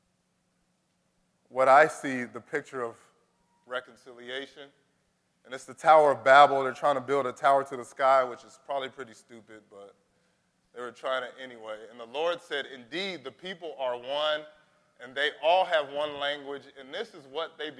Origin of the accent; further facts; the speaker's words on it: United States; as an American